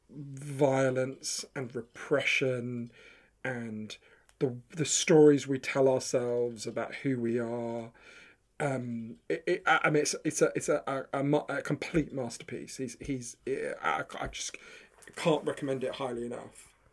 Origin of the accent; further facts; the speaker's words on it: Edgware, London, United Kingdom; moved away; also born or lived in New York; I'm from Edgware in, in, I grew up in Edgware at the end of the Northern Line